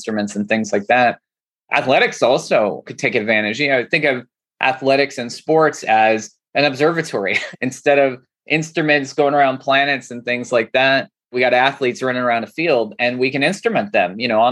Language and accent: English; Santa Clarita, California, United States; also born or lived in Los Angeles; growing up in Santa Clarita, it's funny. It's like LA. It's an hour north.